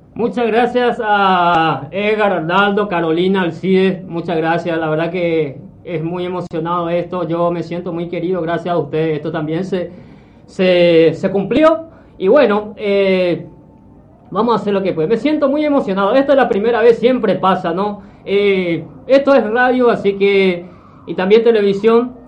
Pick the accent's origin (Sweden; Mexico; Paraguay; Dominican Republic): Paraguay; Itá, Central; moved away as an adult; now in Buenos Aires, Argentina; del pueblo donde yo nací, eh, Laguna Itá, Paraguay.